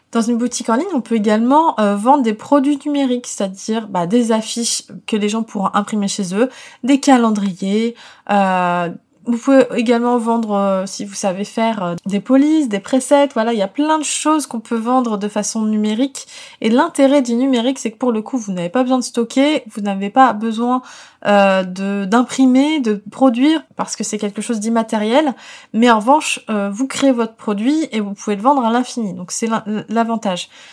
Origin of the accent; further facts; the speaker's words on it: Paris, Île-de-France, France; en tant que parisienne